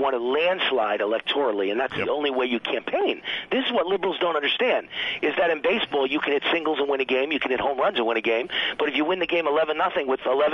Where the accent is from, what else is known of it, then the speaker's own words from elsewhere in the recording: New York City, New York, United States; a white kid growing up on the Bronx borderline in a very working class, middle class neighborhood